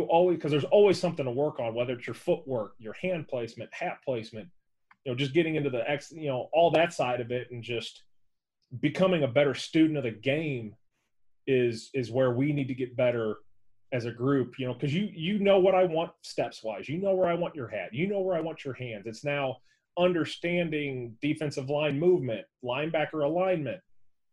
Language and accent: English; St. Louis, Missouri, United States; growing up in St. Louis when it was the greatest show on turf